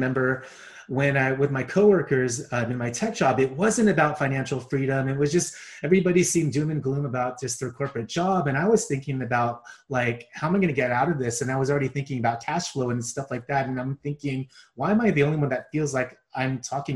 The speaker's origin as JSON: {"language": "English", "area": "Bay Area", "region": "California", "country": "United States", "tie": "born or raised there", "said": "born and raised in the Bay Area"}